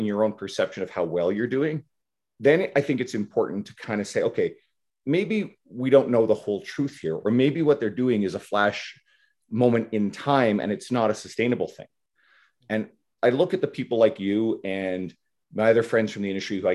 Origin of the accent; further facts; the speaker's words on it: East Coast of Canada, Canada; moved away; I'm originally from the East Coast of Canada, so I'm going home to see my folks in a couple of weeks